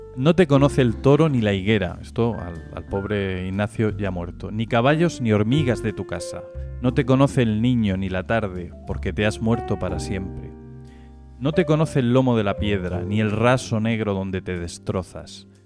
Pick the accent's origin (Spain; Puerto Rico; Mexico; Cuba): Spain; Region of Murcia; como murcianos